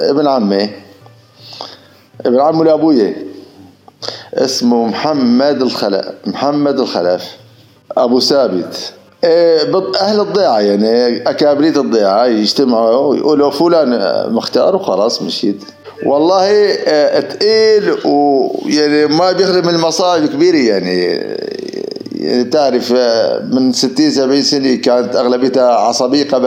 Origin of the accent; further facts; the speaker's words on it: Tell Qminas, Idlib Governorate, Syria; ضيعتنا ضيعتنا آه قلت لك قديمه عمرها شي 3000 4000 سنه